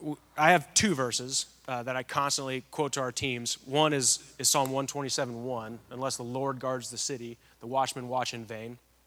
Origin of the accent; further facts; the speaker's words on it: California, United States; So I grew up in Southern California, just outside of Los Angeles, actually.